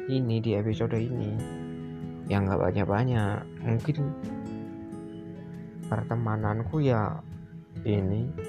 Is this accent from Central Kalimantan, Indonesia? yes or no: yes; Muara Teweh, Central Kalimantan, Indonesia; karena di daerahku ini tergolong daerah pedalaman di Kalimantan Tengah bukan di Kalimantan Tengah provinsinya Kal Kalimantan Tengah Palangkaraya bukan loh ya ini agak ke dalam dikit nama kotanya Muara Tewe